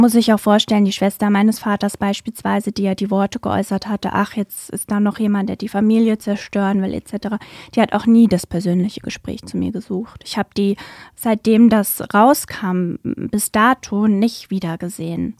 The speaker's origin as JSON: {"language": "German", "country": "Germany", "tie": "born or raised there", "lives_now": "Wiesbaden, Germany", "said": "in meinem Heimatort damals, in dem ich auch gewohnt und gearbeitet habe"}